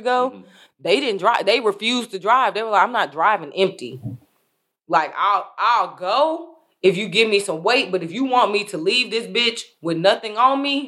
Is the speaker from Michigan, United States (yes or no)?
no; Iowa, United States; now in Texas, United States; I'm from Iowa, so I've seen it growing. Because when I was younger in Iowa